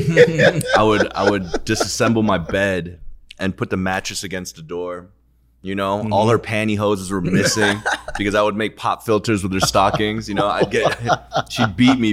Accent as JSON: {"language": "English", "region": "Virginia", "country": "United States", "said": "I'm from Virginia."}